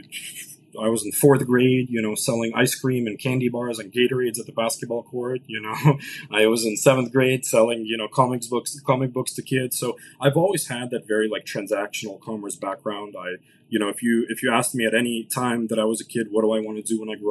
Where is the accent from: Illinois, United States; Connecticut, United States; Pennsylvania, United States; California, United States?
California, United States; Los Angeles; first language Russian; English is a second language; My parents moved over here in the early 90s to LA. I was born in 93. I grew up, you know, with Russian as my first language, you know, learned English in the ESL program